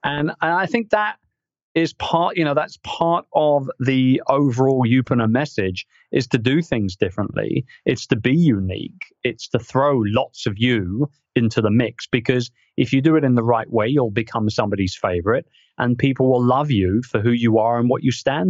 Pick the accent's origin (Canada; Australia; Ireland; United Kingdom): United Kingdom; as a Brit